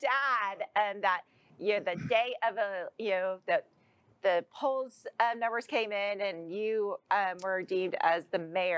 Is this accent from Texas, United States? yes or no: yes; Plano, Texas, United States; myself, I'm from Plano. We're both Plano Wildcats